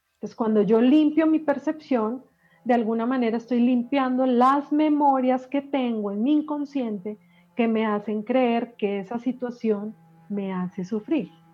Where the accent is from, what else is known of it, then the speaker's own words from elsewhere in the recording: Medellín, Antioquia, Colombia; yo que soy paisa, soy de Medellín, y en Medellín